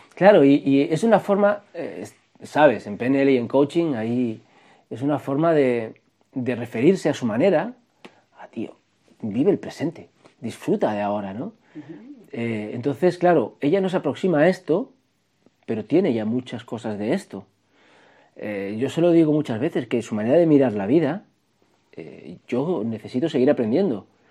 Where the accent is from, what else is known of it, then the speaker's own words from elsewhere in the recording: Barcelona, Catalonia, Spain; also born or lived in Extremadura; yo vivía en Cataluña